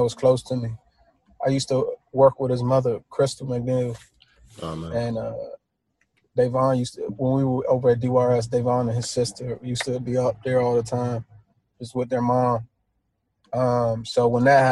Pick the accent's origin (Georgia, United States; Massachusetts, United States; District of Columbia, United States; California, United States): District of Columbia, United States; Washington; a young black man, growing up in Washington, D.C.